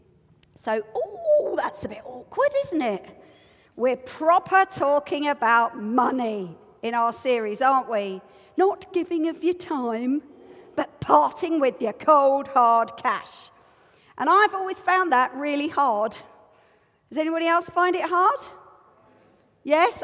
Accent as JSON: {"language": "English", "country": "United Kingdom", "said": "I'm British."}